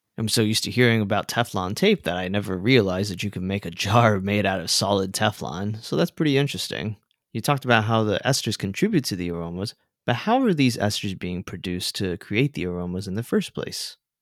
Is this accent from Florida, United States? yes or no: yes; South Florida, United States; I grew up in South Florida